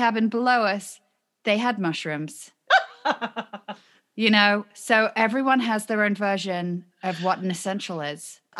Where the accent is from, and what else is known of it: United Kingdom; moved away